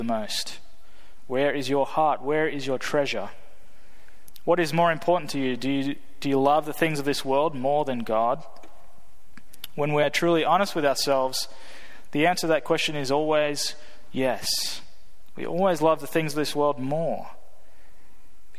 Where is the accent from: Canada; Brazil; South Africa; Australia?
Australia; moved away as an adult; now in United States; me being from Australia